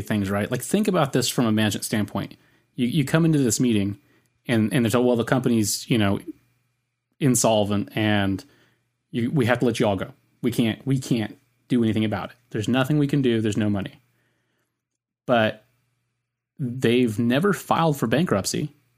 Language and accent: English; Southern California, United States; accent: Southern California; my Southern California accent.